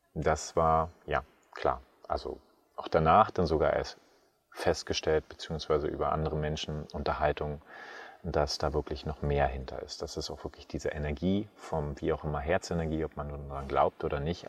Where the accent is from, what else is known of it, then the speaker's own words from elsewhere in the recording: Märkisch-Oderland, Brandenburg, Germany; moved away as an adult; also born or lived in Frankfurt (Oder) / Berlin / Fürstenwalde; now in Tenerife, Spain; Also ursprünglich geboren in Märkisch-Oderland, groß geworden auch wirklich auf einem kleinen Dorf mit knapp 500 Einwohnern